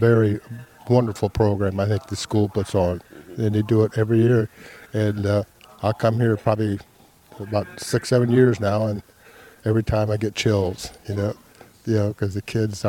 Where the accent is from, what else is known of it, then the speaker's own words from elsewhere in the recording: Fryeburg, Ohio, United States; Fryeburg, Ohio.